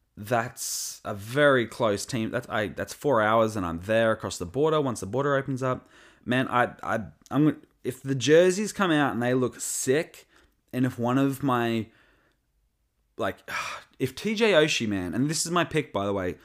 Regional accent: Australia; I'm from Australia

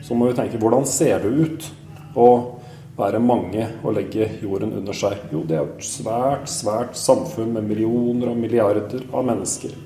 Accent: Askim, Østfold, Norway; født og oppvokst i Askim i Østfold

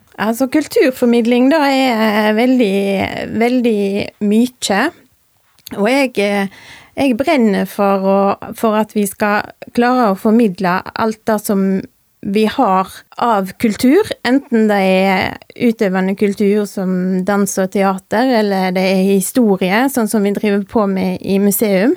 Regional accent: Rosendal, Vestland, Norway; also born or lived in Voss; Jeg er født og jeg er oppvokst i Rosendal.

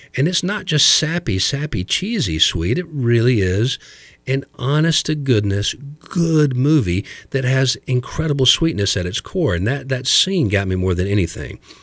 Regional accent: small town outside of Dayton, Ohio, United States; also born or lived in West Georgia; now in Chattanooga, United States; I was raised up in Ohio, in a small little Midwestern town outside of Dayton

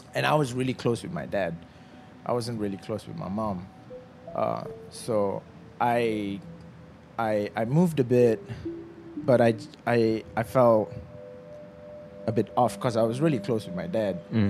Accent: FRIM, Selangor, Malaysia; I grew up in Frim, in the forest reserve

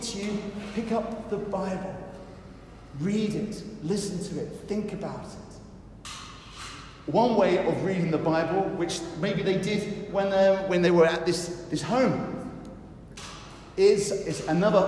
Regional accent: United Kingdom; I know we're British

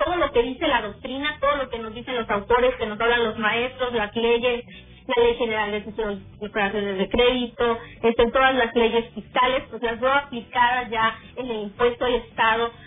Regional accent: Mexico; el privilegio que tenemos como mexicanos de vivir en un país democrático

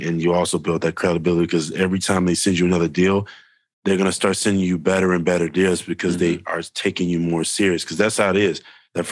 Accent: Chicago, Illinois, United States; I'm from Chicago

